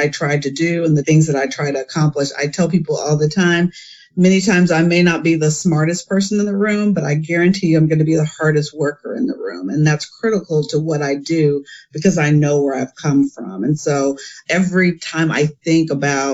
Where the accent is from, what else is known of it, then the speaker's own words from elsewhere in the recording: Enid, Oklahoma, United States; I was raised in Enid, Oklahoma, small town in northern Oklahoma.